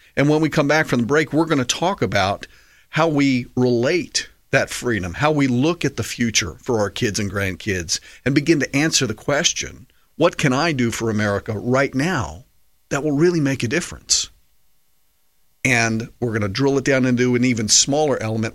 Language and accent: English; United States; as an American patriot